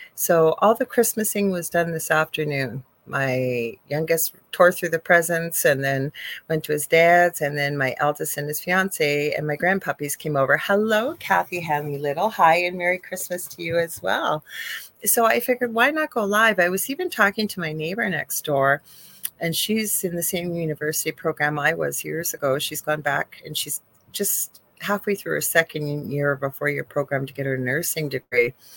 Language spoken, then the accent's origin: English; Canada; I am a Canadian spiritual psychic medium